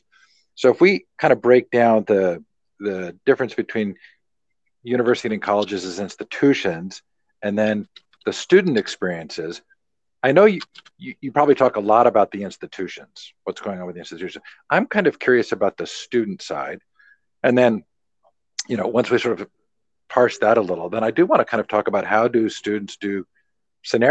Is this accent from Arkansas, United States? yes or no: no; Stanford, California, United States; I grew up on Stanford campus